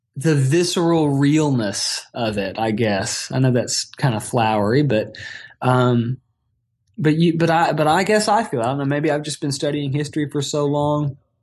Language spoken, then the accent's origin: English; Atlanta, Georgia, United States; also born or lived in College Park, Georgia / Brighton, United Kingdom / Athens, Georgia; I've ended up moving back to my hometown where I grew up here in suburban Atlanta.